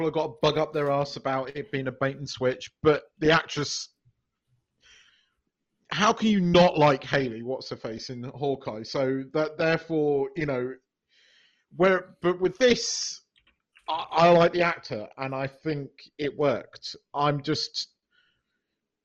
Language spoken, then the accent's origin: English; United Kingdom; as a British person